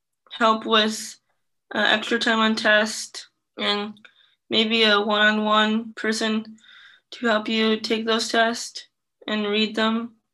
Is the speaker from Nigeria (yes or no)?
no; Vietnam; now in United States; I'm adopted from Vietnam, and I'm also in the Iowa LEND program and ER Reach program.